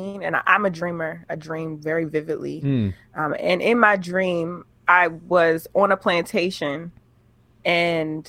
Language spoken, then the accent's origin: English; Baltimore, Maryland, United States; I grew up born and raised in Baltimore, Maryland. That's where I'm based currently.